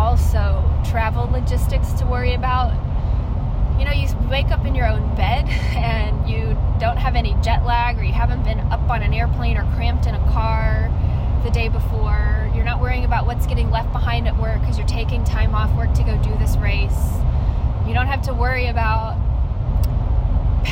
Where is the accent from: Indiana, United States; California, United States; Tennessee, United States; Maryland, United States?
Tennessee, United States; Nashville; Is it in my hometown and familiar roads?